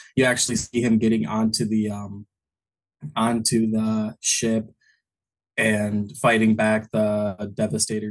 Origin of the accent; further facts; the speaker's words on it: Ohio, United States; I'm from Ohio